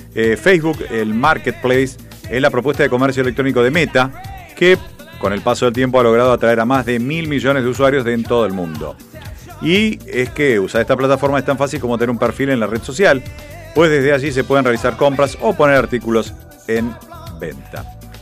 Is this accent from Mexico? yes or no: no; Argentina; Uno como argentino